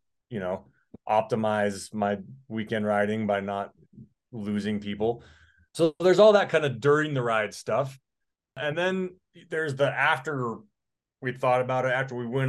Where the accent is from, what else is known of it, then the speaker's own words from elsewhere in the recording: Colorado, United States; I'm from Colorado